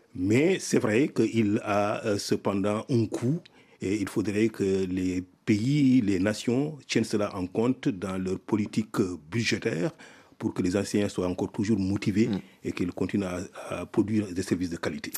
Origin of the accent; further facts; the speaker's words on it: Mauritania; moved away as an adult; also born or lived in Senegal; j'ai fait mon primaire, mon secondaire dans mon pays natal, la Mauritanie.